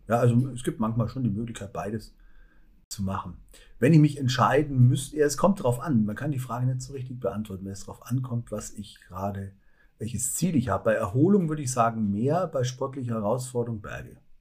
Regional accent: Allgäu, Bavaria, Germany; moved away as an adult; also born or lived in Augsburg; now in Nordhausen, Germany; für mich als Allgäuer

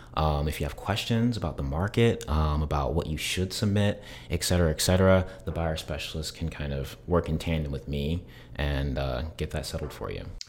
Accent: South Carolina, United States; moved away as an adult; now in Tampa, United States; I am originally from South Carolina

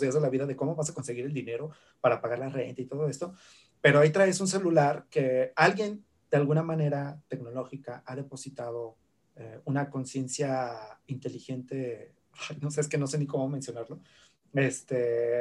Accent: Zacatecas, Mexico; historiador zacatecano

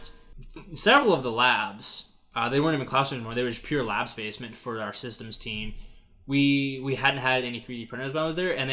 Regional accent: Alaska, United States; moved away as an adult; back in my hometown up in Alaska

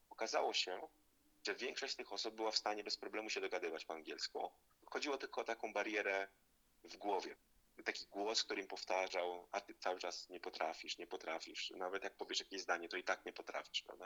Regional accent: Zielonka, Masovian Voivodeship, Poland; urodziłem się i pochodzę z Zielonki, to jest ma miejscowość pod Warszawą

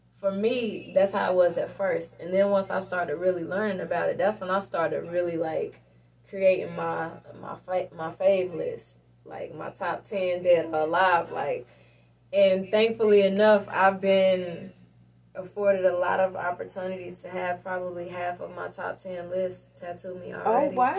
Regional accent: Lincoln, United States; I grew up in Lincoln

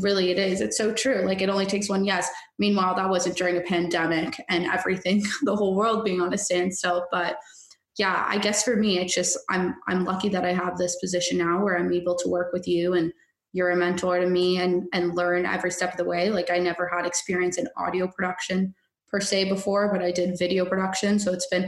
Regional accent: Canada; I'm Canadian

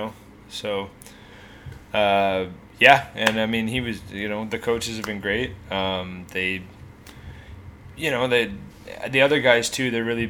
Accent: Hamilton, Ontario, Canada; I'm from Hamilton, Ontario

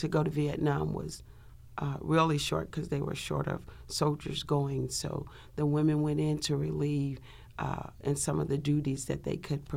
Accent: Arkansas, United States; moved away as an adult; also born or lived in St. Louis, Missouri; I was born in Arkansas. It's a little town called Emancy. It's just across the bridge from Memphis, Tennessee, about 15 minutes.

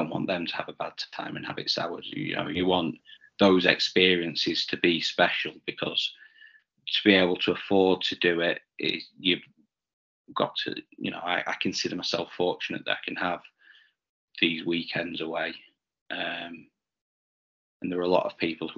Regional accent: the Northwest, North West England, United Kingdom; growing up in the Northwest

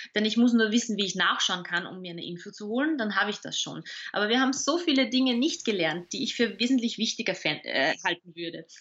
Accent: Salzburg, Austria; now in Vienna, Austria; ich bin ja Salzburgerin, also ich bin quasi Gast in Wien selbst seit 15 Jahren

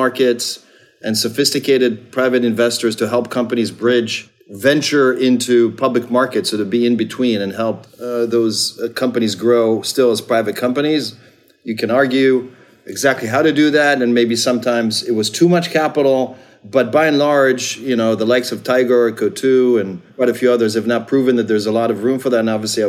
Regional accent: Israel; moved away as an adult; now in United States; I grew up in Israel and moved to the States to get a scholarship

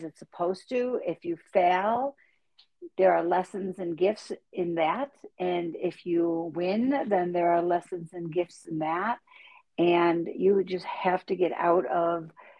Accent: Buffalo, New York, United States; accent: Buffalo; moved away; I grew up in Buffalo, New York

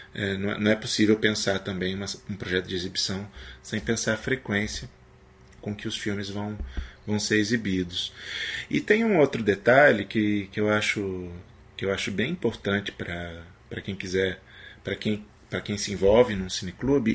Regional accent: Paraná, Brazil; moved away as an adult; also born or lived in Recife, Pernambuco; eu sou paranaense

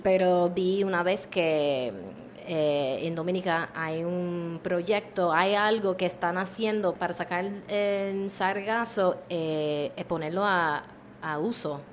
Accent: Maryland, United States; now in Puerto Rico; yo soy originalmente de Maryland

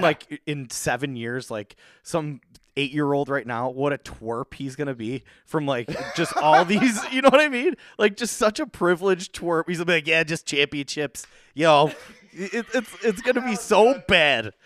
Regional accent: Buffalo, New York, United States; that's a lot of growing up in South Buffalo

